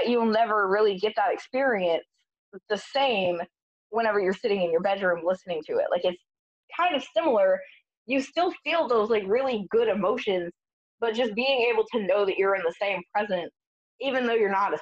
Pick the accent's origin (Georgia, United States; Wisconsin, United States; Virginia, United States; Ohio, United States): Georgia, United States; Augusta; I grew up in Augusta, which is about a 2.5-hour drive to Atlanta.